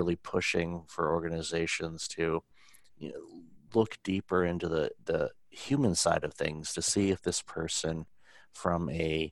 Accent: Detroit, Michigan, United States; I grew up in Detroit

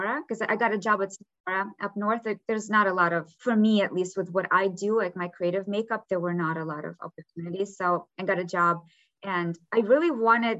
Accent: Kyiv, Ukraine; English is a second language; moved away as an adult; now in Los Angeles, United States; I grew up in Kiev

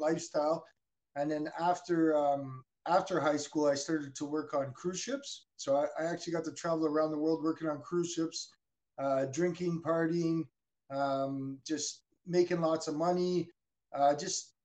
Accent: Burnaby, British Columbia, Canada; I was born in Burnaby, British Columbia

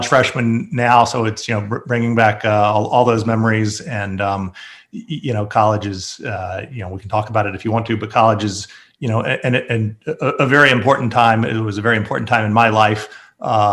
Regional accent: Atlanta, Georgia, United States; also born or lived in St. Louis; I grew up here in Atlanta.

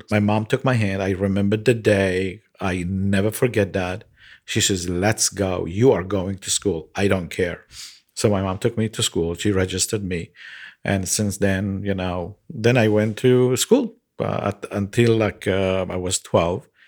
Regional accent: Jaffa, Tel Aviv District, Israel; basically, I grew up in Jaffa and went to Tel Aviv uh, for for high school.

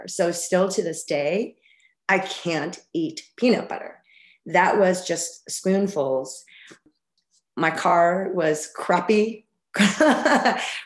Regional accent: Albuquerque, New Mexico, United States; moved away as an adult; also born or lived in Arizona; I grew up in Albuquerque, New Mexico.

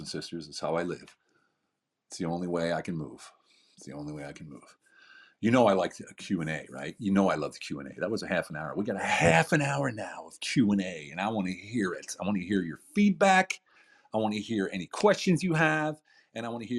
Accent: United States; now in Hungary; I'm an American living in a small village in the middle of Hungary

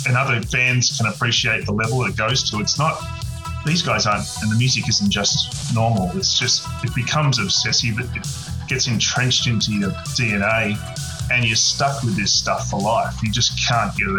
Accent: Penrith, New South Wales, Australia; I grew up in Western Sydney at Penrith

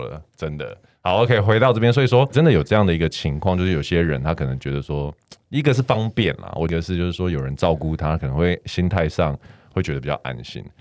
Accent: Taiwan; also born or lived in Canada; 可是台湾的同学，就是我们台湾人

